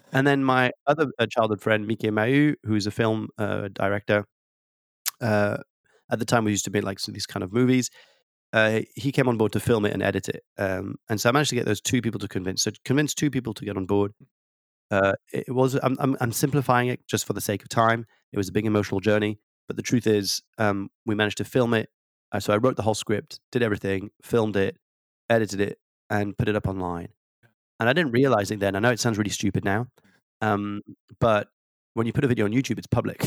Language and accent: English; France; accent: slight tweak of an accent; moved away; I was born and raised in France